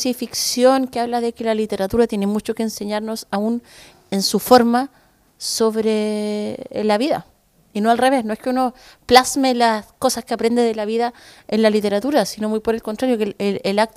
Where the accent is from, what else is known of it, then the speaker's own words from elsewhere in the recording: Chile; acá también como los chilenos somos, caché eh, y los gringos son hueones y no sé qué.